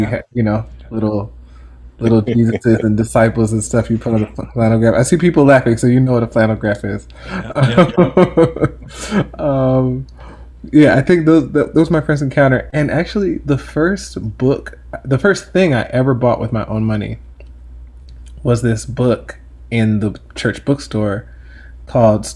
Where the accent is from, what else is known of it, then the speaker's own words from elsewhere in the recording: Stone Mountain, Georgia, United States; I was raised in Stone Mountain, Georgia